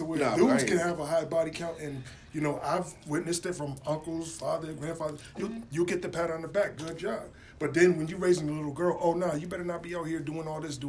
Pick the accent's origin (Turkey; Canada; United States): United States; Bridgeport, Connecticut; I'm from this city, Bridgeport. I'm from Bridgeport.